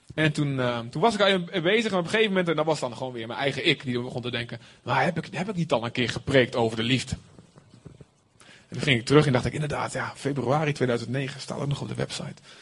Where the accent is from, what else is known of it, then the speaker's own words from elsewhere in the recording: Deventer, Overijssel, Netherlands; als echte Deventenaar